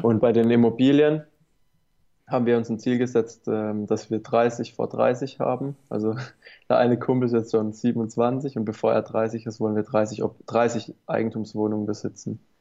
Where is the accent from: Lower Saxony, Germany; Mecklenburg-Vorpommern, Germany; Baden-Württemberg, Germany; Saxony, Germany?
Baden-Württemberg, Germany; hier bei uns in Baden-Württemberg